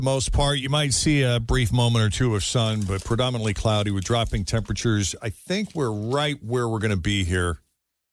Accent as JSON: {"language": "English", "region": "New England", "country": "United States", "tie": "born or raised there", "said": "growing up in New England"}